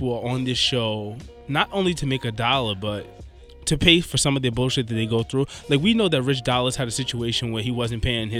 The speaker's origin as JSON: {"language": "English", "town": "New York City", "region": "New York", "country": "United States", "said": "we're from New York."}